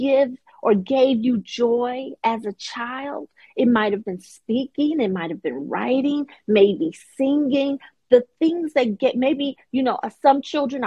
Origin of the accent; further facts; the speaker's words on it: Chicago, Illinois, United States; moved away; I'm originally from Chicago. Grew up there.